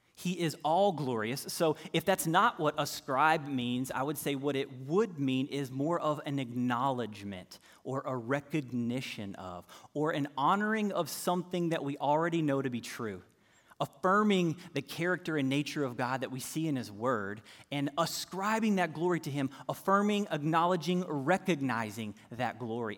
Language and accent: English; North Carolina, United States; I'm from North Carolina, so I can remember growing up as a little kiddo downstairs in the basement